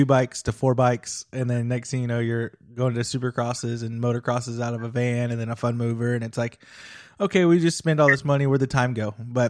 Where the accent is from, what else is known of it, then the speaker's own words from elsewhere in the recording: near Hangtown, California, United States; moved away as an adult; now in Indiana, United States; I grew up near Hangtown